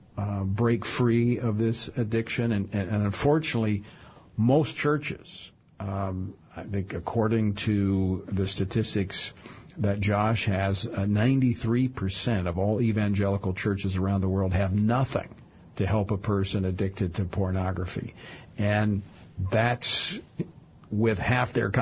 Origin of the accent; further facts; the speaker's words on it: Baton Rouge, Louisiana, United States; in my hometown of Baton Rouge